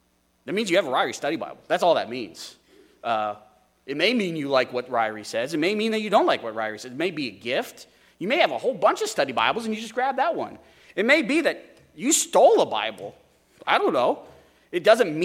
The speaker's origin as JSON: {"language": "English", "country": "United States", "said": "modern American Christians"}